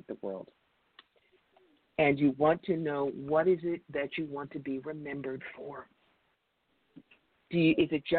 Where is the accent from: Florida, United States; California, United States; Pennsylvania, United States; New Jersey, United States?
New Jersey, United States; Cherry Hill; also born or lived in rural New York; now in New York, United States; I grew up in Cherry Hill, New Jersey